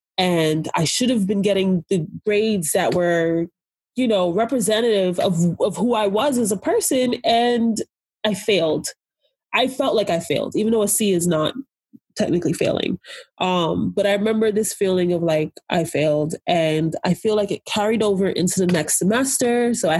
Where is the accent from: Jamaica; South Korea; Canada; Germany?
Jamaica; also born or lived in Nigeria; So like, so again, being Jamaican and Nigerian, I remember looking for a place that had like good African food